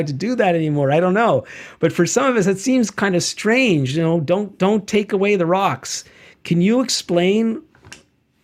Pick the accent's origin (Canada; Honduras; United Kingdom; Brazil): Canada; as a Canadian